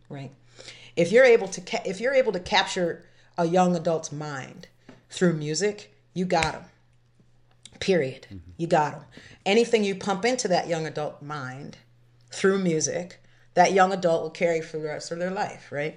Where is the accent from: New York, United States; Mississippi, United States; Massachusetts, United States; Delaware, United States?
Massachusetts, United States; Framingham; I'm not from Boston, I'm from Framingham